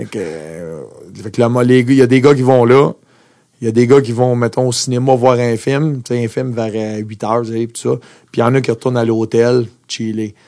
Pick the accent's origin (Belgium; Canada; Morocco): Canada; Montreal, Quebec; also born or lived in Austria; Moi, je viens de Montréal